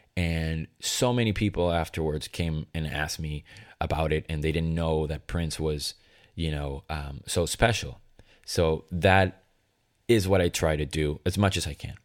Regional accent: Venezuela; moved away; Growing up in Venezuela

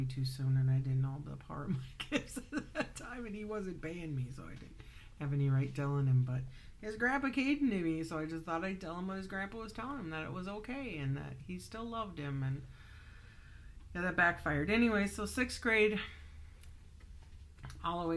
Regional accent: Wisconsin Dells, Wisconsin, United States; I grew up in Wisconsin Dells

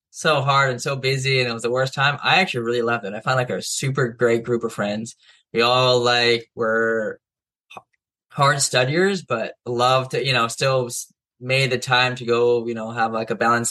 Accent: Hawaii, United States; also born or lived in Israel; I was born in Israel, but then my dad's side of the family is from Israel, and then raised in Hawaii. Mom's side is in Hawaii. So I moved here when I was about three

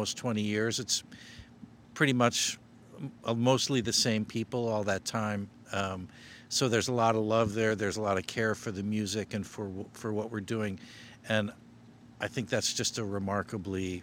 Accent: Chicago, Illinois, United States; I was born in Chicago and went to music school here, DePaul University, got a degree in music

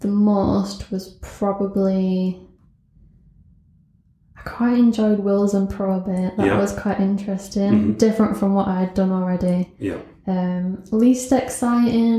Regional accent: Accrington, North West England, United Kingdom; moved away; I'm originally from Accrington in Lancashire. I went to Peel Park Primary School

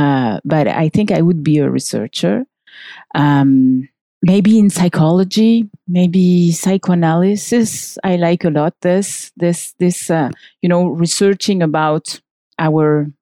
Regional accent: France; English is a second language; moved away as an adult; also born or lived in Chile / Santiago; now in Paris, France; I grew up in France until the age of 18

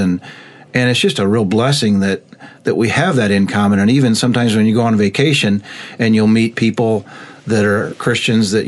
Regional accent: Goodfield, Illinois, United States; growing up in the Goodfield Church

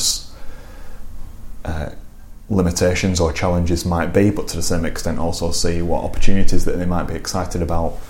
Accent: Lancashire, near Blackburn, North West England, United Kingdom; moved away as an adult; also born or lived in Manchester; now in Harrogate, United Kingdom; I grew up in Lancashire, near Blackburn.

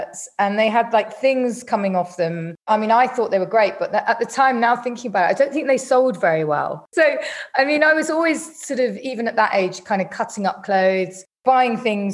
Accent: London, United Kingdom; I grew up in North London

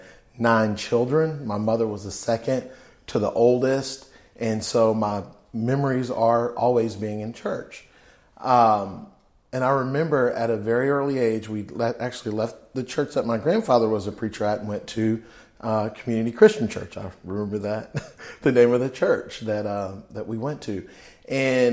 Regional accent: Fort Worth, Texas, United States; also born or lived in California; I grew up in Fort Worth, Texas, in Como

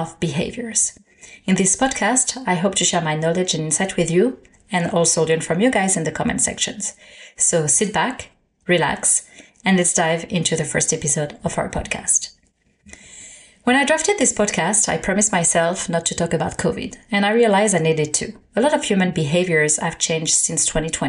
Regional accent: Paris, Île-de-France, France; moved away as an adult; now in Canada; Born and raised in Paris

